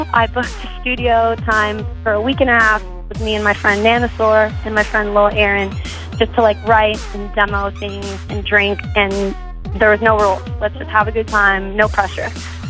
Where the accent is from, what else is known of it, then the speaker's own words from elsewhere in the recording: Manteca, California, United States; also born or lived in Tracy, California; I'm from Manteca, yeah. I was born in Tracy and raised in Manteca in the 209.